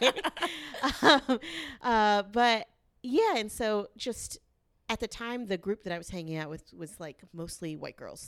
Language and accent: English; the South, United States; I'm from the South